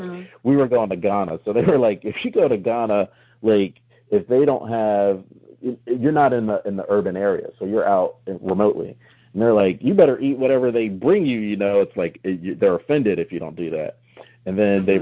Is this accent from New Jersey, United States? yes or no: yes; New Jersey, United States; moved away; also born or lived in Central Florida; I'm originally from New Jersey